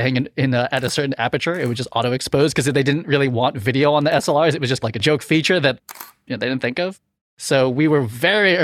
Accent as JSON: {"language": "English", "town": "Boston", "region": "Massachusetts", "country": "United States", "moved": "yes", "said": "I was from Boston and living in Boston"}